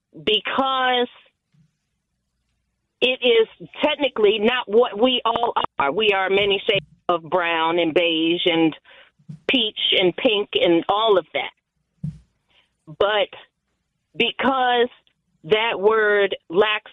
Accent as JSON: {"language": "English", "country": "United States", "tie": "born or raised there", "said": "I was born here in America"}